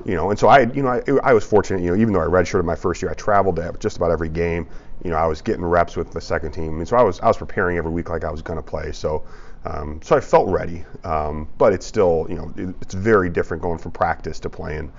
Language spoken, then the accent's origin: English; Downers Grove, Illinois, United States; moved away as an adult; now in Champaign, United States; I grew up in Downers Grove, so western suburb of Chicago